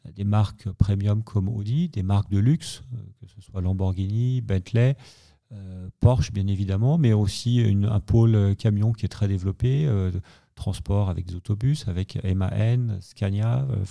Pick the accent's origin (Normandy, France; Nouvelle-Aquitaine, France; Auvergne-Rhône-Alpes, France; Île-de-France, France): Auvergne-Rhône-Alpes, France; Savoy; je suis savoyard, je suis on dans un petit village euh, qui fait un peu 3000 euh, habitants